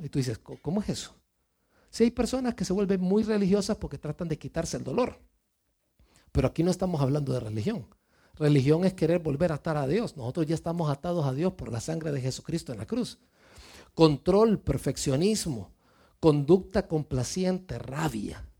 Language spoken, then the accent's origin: Spanish; Mexico; moved away; venimos de México, yo vengo de México